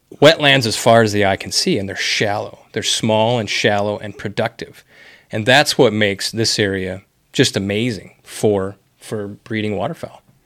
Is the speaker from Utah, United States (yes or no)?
no; Wisconsin, United States; moved away as an adult; now in Bismarck, United States; Bismarck is not my home area. I'm originally from Wisconsin